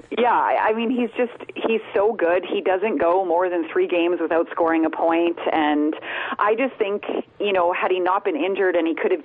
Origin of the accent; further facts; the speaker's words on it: Edmonton, Alberta, Canada; I grew up around Northlands, Rexall, Skyridge Center, all the different iterations of it.